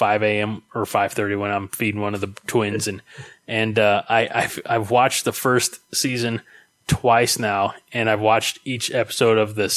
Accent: United States; I'm an American

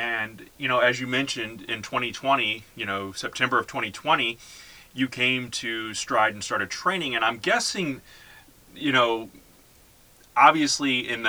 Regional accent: St. Louis, Missouri, United States; growing up in St. Louis, we had always gone to the Kiel or to the Arena

